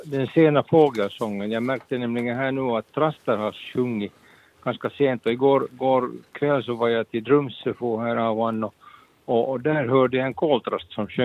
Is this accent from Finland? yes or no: yes; Helsinki, Uusimaa, Finland; also born or lived in Skålde; som ringer från Skålde, fast jag är från Helsingfors egentligen.